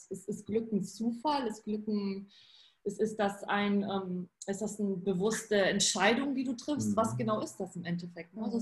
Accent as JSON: {"language": "German", "country": "Poland", "tie": "born or raised there", "second_language": "German", "moved": "yes", "lives_now": "Germany", "said": "ich bin ja in Polen geboren und aufgewachsen und da gab es einfach kein Geld. Also zumindest nicht in meiner Familie."}